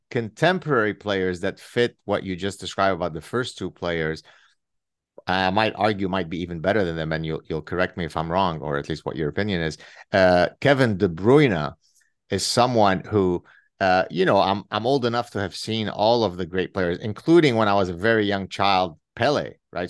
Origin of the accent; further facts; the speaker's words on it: Lebanon; moved away; I grew up in Lebanon